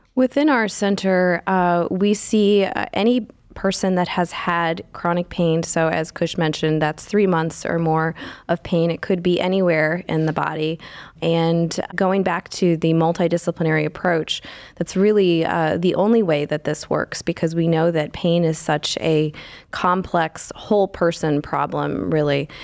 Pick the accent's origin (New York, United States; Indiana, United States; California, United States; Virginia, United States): Indiana, United States; moved away as an adult; now in Cleveland, United States; I am, uh, born and raised in Indiana